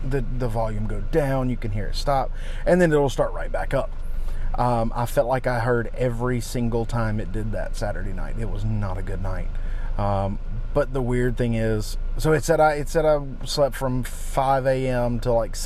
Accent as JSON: {"language": "English", "country": "United States", "said": "I've never been out of the country. I'm from the United States."}